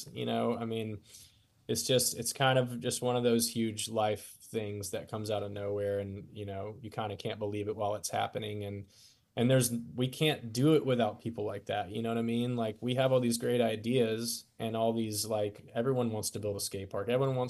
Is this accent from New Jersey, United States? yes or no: no; Florida, United States; moved away as an adult; also born or lived in Nashville; now in Pensacola, United States; When I was in Nashville, I got so homesick. I was there for 10 years and like, I was probably there for like 4 years too long. Okay. And I went and got a Florida tattoo.